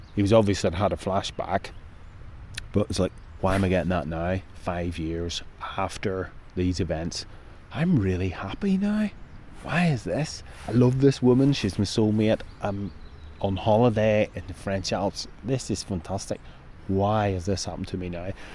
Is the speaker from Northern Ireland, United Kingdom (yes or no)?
yes; Northern Ireland, United Kingdom; moved away; growing up in Northern Ireland